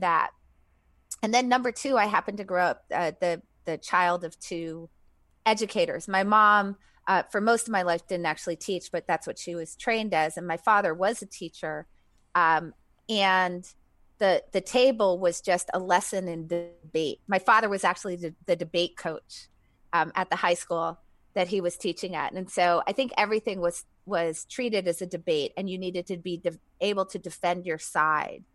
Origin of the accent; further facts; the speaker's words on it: New Hampshire, United States; New Hampshire, like deep New England.